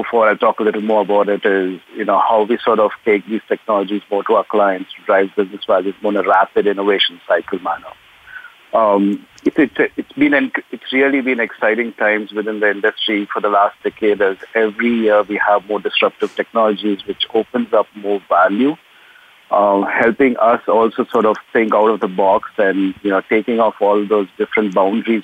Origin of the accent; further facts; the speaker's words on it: South India, India; now in Livingston, United States; If you're from southern India, that's typically what we've grown up